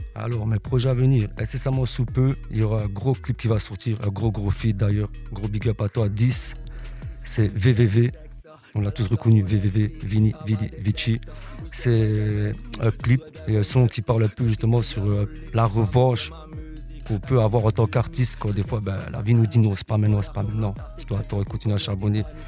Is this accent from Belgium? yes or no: yes; Liège, Wallonia, Belgium; je viens de Liège.